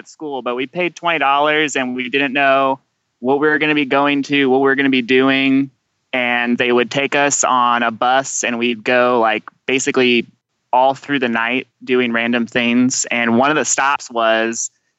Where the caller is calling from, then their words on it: Dayton, Ohio, United States; I'm calling you guys from Dayton, Ohio.